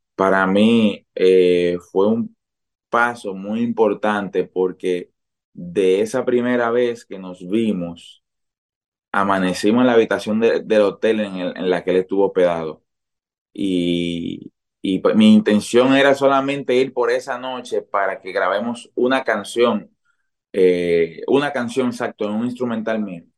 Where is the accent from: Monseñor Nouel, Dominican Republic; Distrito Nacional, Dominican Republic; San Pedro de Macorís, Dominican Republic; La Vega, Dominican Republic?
San Pedro de Macorís, Dominican Republic; en San Pedro de Macorís, que es de donde soy.